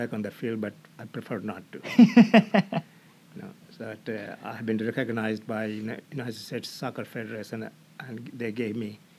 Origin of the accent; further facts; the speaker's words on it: India; moved away; In India.